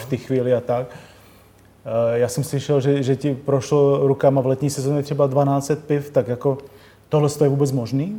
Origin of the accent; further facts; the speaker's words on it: Czechia; jsme Češi přece jenom